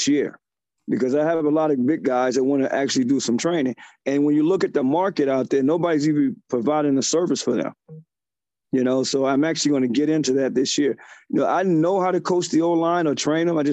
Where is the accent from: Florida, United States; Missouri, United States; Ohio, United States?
Ohio, United States; now in New York, United States; I'm originally from Ohio.